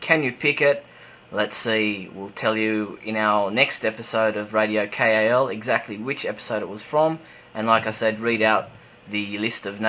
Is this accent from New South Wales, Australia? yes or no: yes; Sydney, New South Wales, Australia; accent: Australian; I'm in Sydney, Australia, if you couldn't tell from my accent.